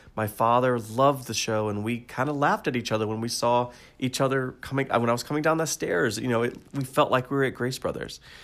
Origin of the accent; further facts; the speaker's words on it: United States; I'm American